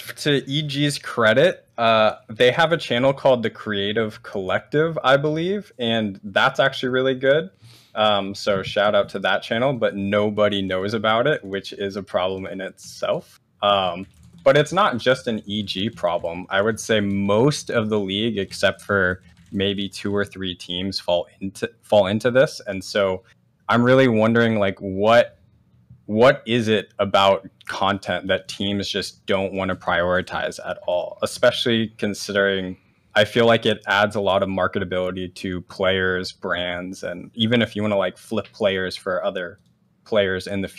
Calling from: Washington, District of Columbia, United States; The DC area.

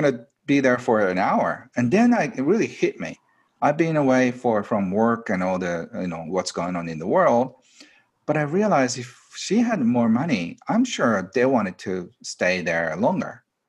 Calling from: Japan; I am doing this from my retreat center, which is outside of Tokyo, about 2-hour drive.

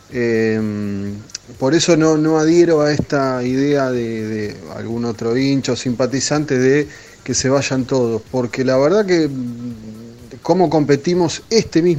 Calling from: Padua, Buenos Aires Province, Argentina; de Padua.

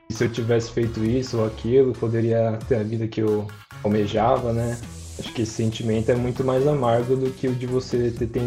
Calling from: São Paulo, Brazil; de São Paulo.

